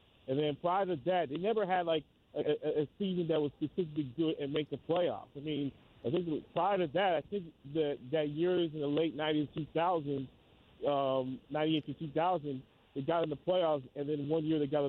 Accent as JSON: {"language": "English", "town": "New York City", "region": "New York", "country": "United States", "tie": "born or raised there", "said": "I was born in the Bronx of Segway in the 90s."}